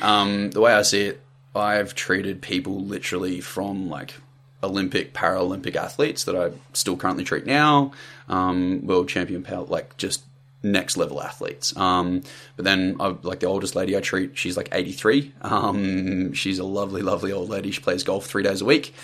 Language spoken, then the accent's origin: English; country Victoria, Australia; now in Sunshine Coast, Australia; so I'm from Country Vic originally. Uh, grew up like down there. Dad was military, so we moved around a lot. That sort of stuff in the Air Force. But yeah, ended up settling in Country Victoria. Grew up down there